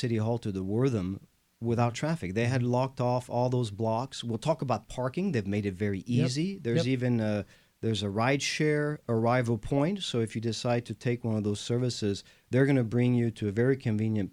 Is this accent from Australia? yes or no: no; France; moved away as an adult; now in Houston, United States; I am the Texan from France, a proud Houstonian